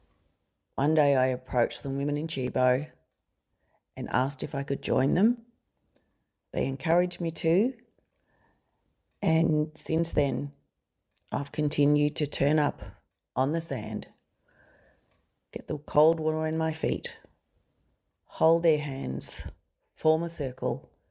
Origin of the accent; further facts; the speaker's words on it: Belfast, Northern Ireland, United Kingdom; moved away; I was born in Belfast, a place at the time that was full of hatred, fighting, people pitted against each other because of their religion and other reasons as well. We left that town on a ship and we sailed for 6 weeks on a rough sea.